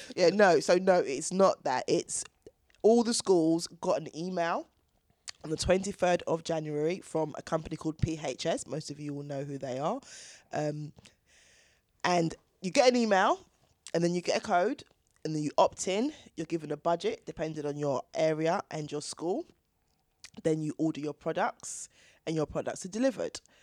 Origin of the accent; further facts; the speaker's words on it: Chingford, London, United Kingdom; I grew up in Chingford with six brothers and sisters